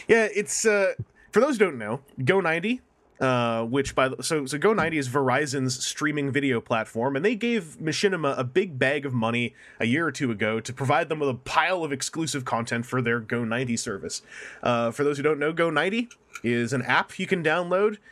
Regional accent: Canada; I'm from Canada

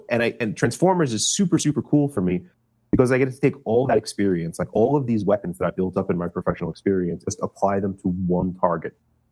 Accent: New York City, New York, United States; moved away; I'm from Brooklyn

